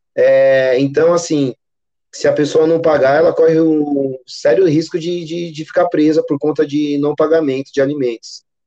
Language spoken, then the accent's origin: Portuguese; São Paulo, Brazil; Sou natural aqui de São Paulo. Moro na Zona Leste